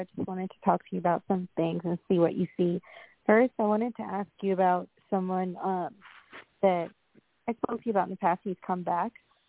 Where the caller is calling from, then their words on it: Long Island, New York, United States; I'm calling from Long Island, New York.